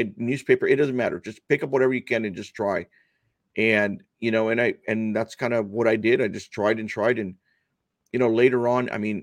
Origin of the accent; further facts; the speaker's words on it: Los Angeles, California, United States; first language Spanish; English is a second language; I was born in Los Angeles